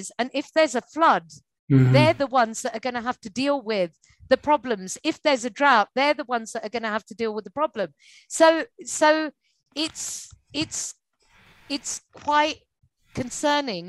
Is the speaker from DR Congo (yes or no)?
no; India; There are all these skills that we learn at home in India more so than any other country